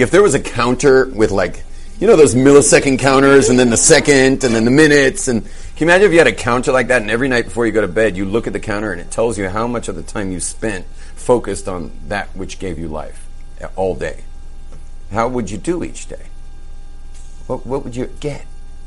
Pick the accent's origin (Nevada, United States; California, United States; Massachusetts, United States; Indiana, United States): California, United States; Los Angeles; I grew up in Brentwood